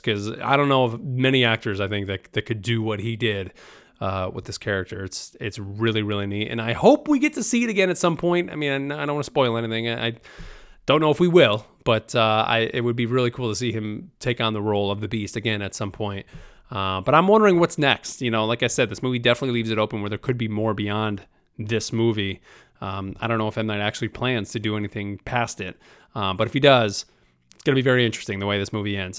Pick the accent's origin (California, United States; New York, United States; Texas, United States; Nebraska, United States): New York, United States; I'm a guy from New York